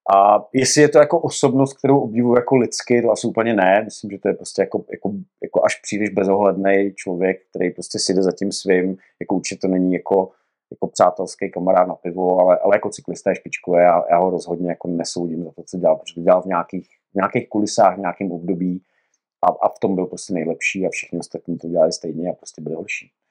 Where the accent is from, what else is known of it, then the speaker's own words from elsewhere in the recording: Rymařov, Moravian-Silesian Region, Czechia; já pocházím z podhůří Jeseníků z Rymařova, ze Severní Moravy